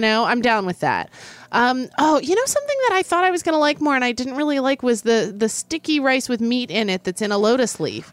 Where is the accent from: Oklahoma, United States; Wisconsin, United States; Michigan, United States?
Oklahoma, United States; Oklahoma City; I grew up in Oklahoma City